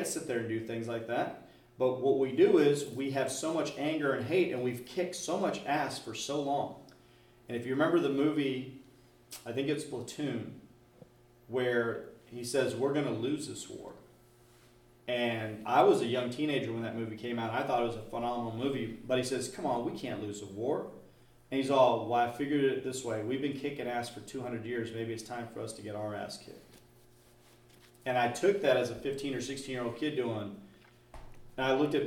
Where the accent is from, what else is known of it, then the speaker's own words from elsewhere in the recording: United States; just as an American